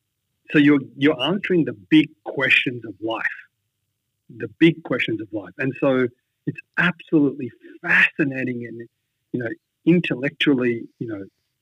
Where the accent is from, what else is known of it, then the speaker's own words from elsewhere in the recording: India; I came from Catholic background. So even though I'm Indian, every part of me looks, I was not Indian in my mindset. I was Western in my mindset.